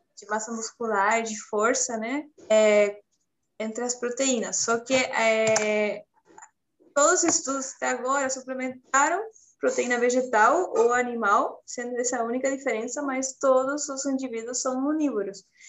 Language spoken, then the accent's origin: Portuguese; Chile; Portuguese is a second language; moved away as an adult; eu sou do Chile, eu me formei lá em nutrição em 2011